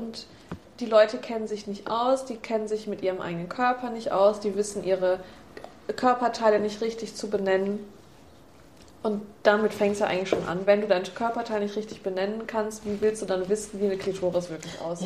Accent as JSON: {"language": "German", "country": "Germany", "said": "Bei uns in Deutschland"}